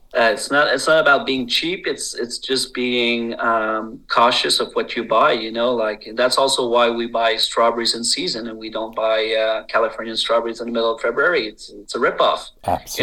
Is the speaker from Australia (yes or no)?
no; Quebec, Canada